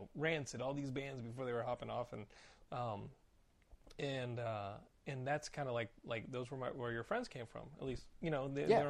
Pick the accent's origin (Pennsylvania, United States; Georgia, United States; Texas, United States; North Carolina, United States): Texas, United States; I'm Texan.